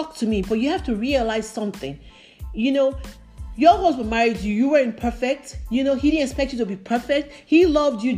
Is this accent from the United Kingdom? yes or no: no; Nigeria; moved away; I grew up in Africa, in Nigeria